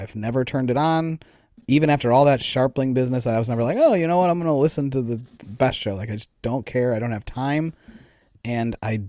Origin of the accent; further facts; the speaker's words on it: Wisconsin, United States; Like, I'm from... Yeah, I'm from Wisconsin